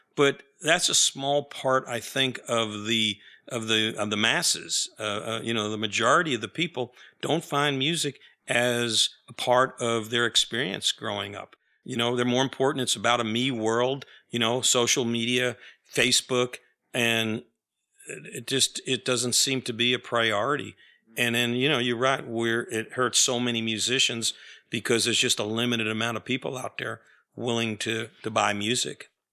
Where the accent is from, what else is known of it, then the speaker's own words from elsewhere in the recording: New York, United States; now in Austin, United States; I grew up in New York